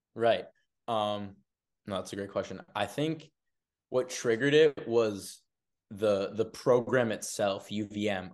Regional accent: Arlington, Massachusetts, United States; also born or lived in Burlington, Vermont; I'm an Arlington native

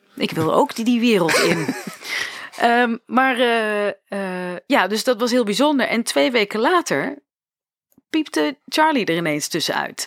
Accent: Arnhem, Gelderland, Netherlands; op Artes in Arnhem, waar ik vandaan kom

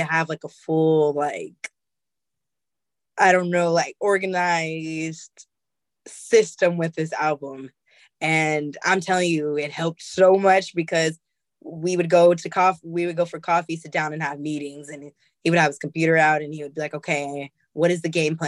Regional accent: Oakland, California, United States; I'm from Oakland

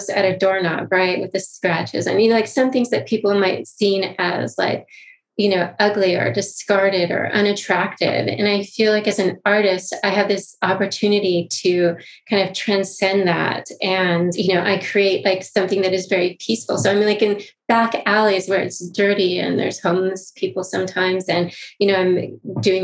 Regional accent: Malibu, California, United States; I grew up in Malibu

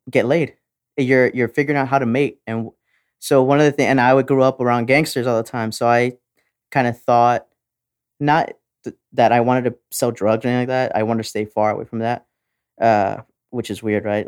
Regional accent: Texas, United States; we're Texan

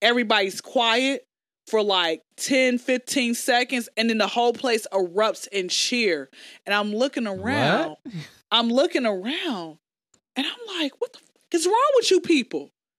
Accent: Atlanta, Georgia, United States

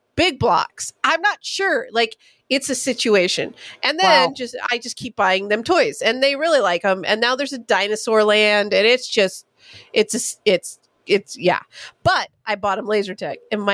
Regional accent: California, United States; I'm from California

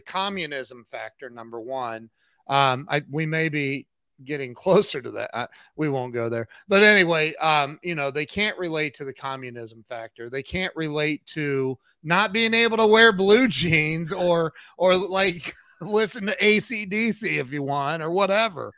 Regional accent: United States; I'm from America

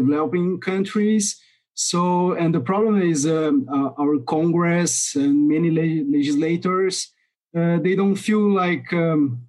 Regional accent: Brazil; I'm from Brazil

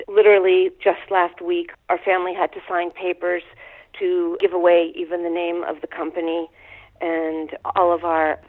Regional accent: Pittsburgh, Pennsylvania, United States; now in New York, United States; I grew up in Pittsburgh, Pennsylvania.

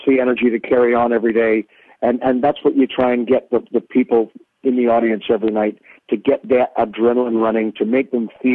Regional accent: Canada; being Canadian

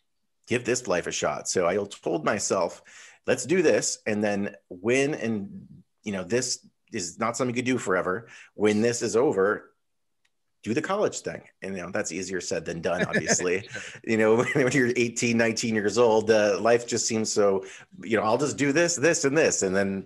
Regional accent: Connecticut, United States; now in California, United States; I grew up in Connecticut. Winters were harsh, and my dream was always to come to California.

